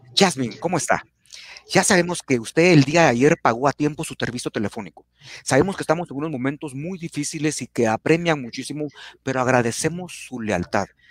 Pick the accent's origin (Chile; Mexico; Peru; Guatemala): Guatemala; como buenos chapines